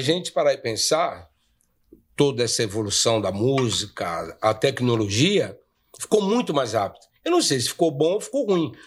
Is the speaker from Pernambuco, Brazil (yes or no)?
no; São Paulo, Brazil; a gente é do bairro do Limão